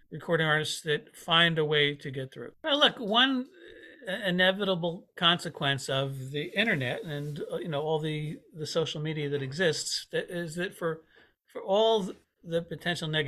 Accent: Paramus, New Jersey, United States; now in Peekskill, United States; I grew up in Paramus, but I live upstate New York, about an hour north of New York City, in Peekskill, New York.

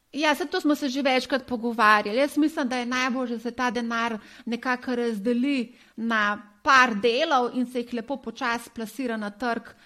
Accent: Slovenia

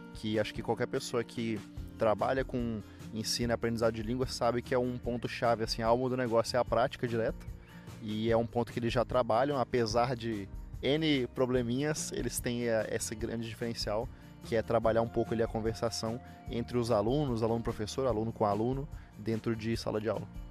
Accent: Palmas, Tocantins, Brazil; moved away as an adult; also born or lived in Miracema do Norte, Tocantins; now in Curitiba, Brazil; Eu sou da pequena e pacata cidade de Miracema do Norte. Morei a vida inteira na cidade de Palmas, capital do Tocantins. E agora moro em Curitiba

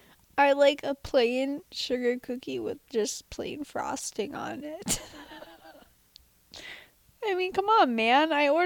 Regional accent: Minnesota, United States; And I'm from Minnesota.

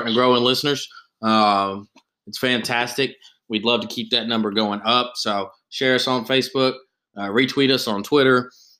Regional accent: Tennessee, United States; I'm from Tennessee.

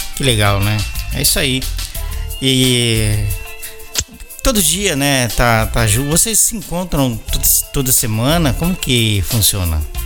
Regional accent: São Paulo, Brazil; moved away; also born or lived in Belo Horizonte, Brazil; eu sou paulista, mas eu vivi em BH quase oito anos

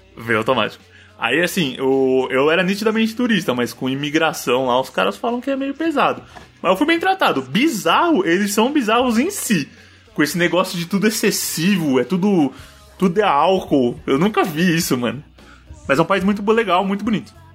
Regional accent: Brazil; a gente é brasileiro

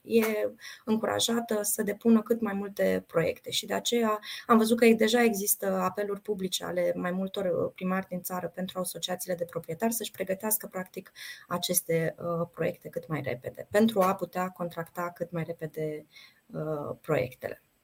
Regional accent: Suceava, Suceava County, Romania; eu sunt din Suceava

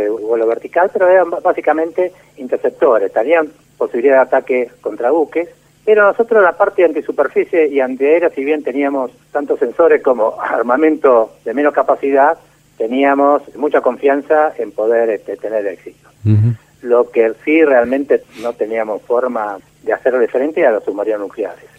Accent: Buenos Aires, Argentina; Yo soy porteño

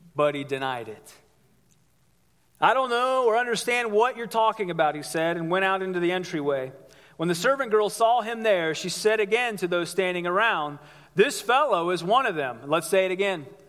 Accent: Ohio, United States; I'm from Ohio

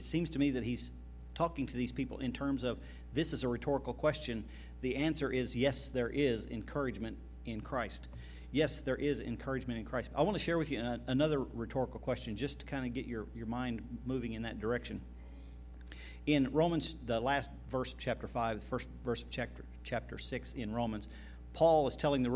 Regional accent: Oklahoma, United States; We're from Oklahoma

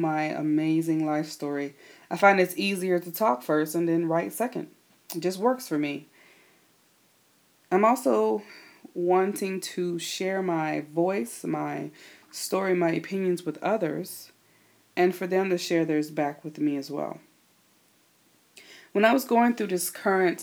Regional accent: the South, United States; moved away as an adult; now in West Coast, United States; I'm originally from the South, born and raised.

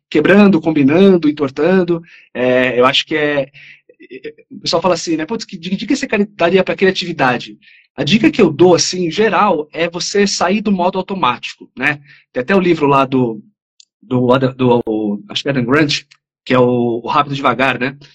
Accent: São Paulo, Brazil; sou aqui de São Paulo, aqui da ZL.

